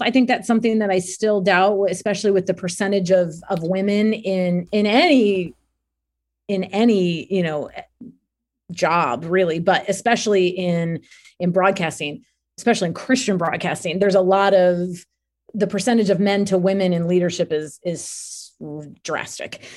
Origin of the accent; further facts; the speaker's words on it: near Cleveland, Ohio, United States; I grew up near Cleveland